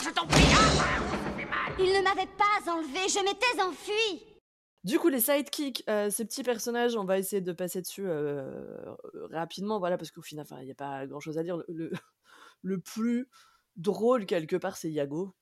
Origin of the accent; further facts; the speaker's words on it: France; en tant que Français ou peut-être en tant qu'Européens